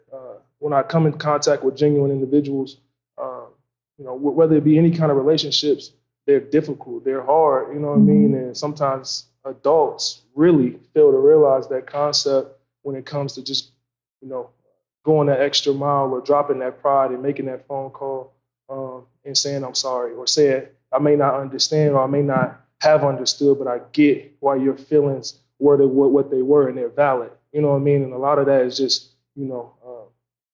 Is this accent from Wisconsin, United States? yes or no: yes; Wisconsin, United States; moved away as an adult; also born or lived in Tennessee; I'm from Wisconsin, up north, made my way down here